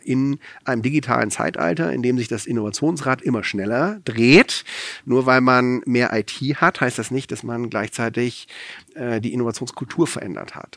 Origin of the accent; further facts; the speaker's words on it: France; now in Germany; ich bin in Frankreich aufgewachsen, ich war in Frankreich wehrpflichtig